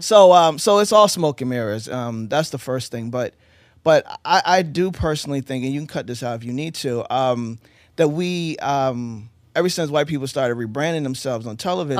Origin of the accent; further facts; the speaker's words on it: Eastern Shore of Maryland, United States; also born or lived in Baltimore; I was born in Baltimore, grew up in, on the Eastern Shore in the D M V of Maryland